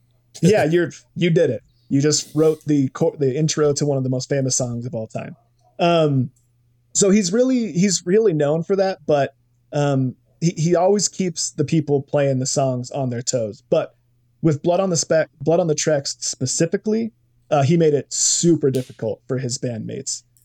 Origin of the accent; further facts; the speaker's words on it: Salt Lake City, Utah, United States; we're all from Salt Lake City, the three of us from our podcast